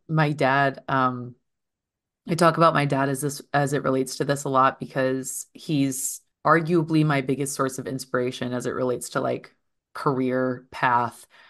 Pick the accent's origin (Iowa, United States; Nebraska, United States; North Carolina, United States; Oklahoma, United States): Iowa, United States; eastern; moved away; my hometown is a very small place in eastern Iowa